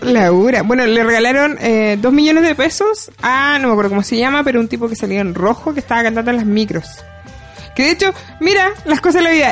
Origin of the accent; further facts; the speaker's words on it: Temuco, Araucanía, Chile; soy de Temuco